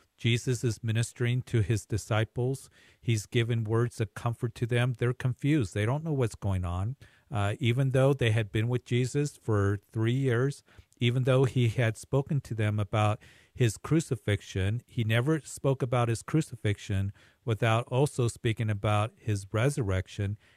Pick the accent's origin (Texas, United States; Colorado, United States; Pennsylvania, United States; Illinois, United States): Colorado, United States; Greeley; my hometown, Greeley